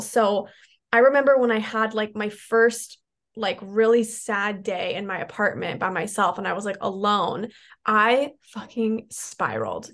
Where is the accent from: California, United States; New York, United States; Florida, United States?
California, United States; San Diego; i moved back to my hometown in san diego